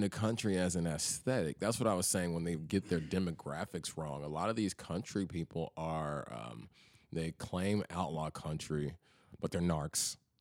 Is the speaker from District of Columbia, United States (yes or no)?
no; Memphis, Tennessee, United States; moved away as an adult; also born or lived in Chattanooga; now in Nashville, United States; growing up in Memphis